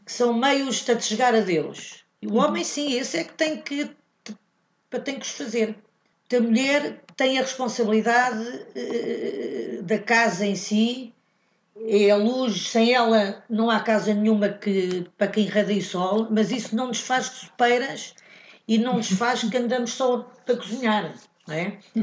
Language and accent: Portuguese; Morocco; moved away; os marroquinos, de onde eu venho, não há, não, não há costume de uma mulher a fazer bad mitzvah